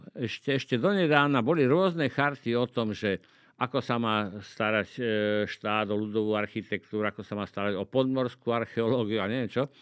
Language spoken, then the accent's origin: Slovak; Liptovský Mikuláš, Žilina Region, Slovakia; moved away; ja som z Liptovského Mikuláša, a keď sme bývali v takom paneláku